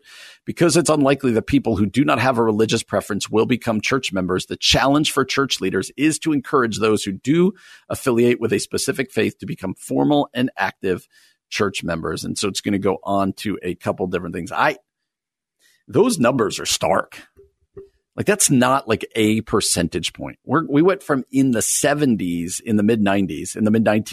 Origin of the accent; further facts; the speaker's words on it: New Jersey, United States; moved away; I grew up in New Jersey, and I desperately at times miss where I grew up, even though I love being out here